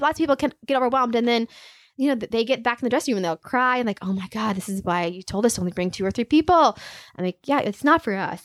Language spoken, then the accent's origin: English; Aurora, Nebraska, United States; moved away as an adult; also born or lived in Kansas City / Minneapolis; I am from a small town hour west of Lincoln, um, Aurora. So a small town girl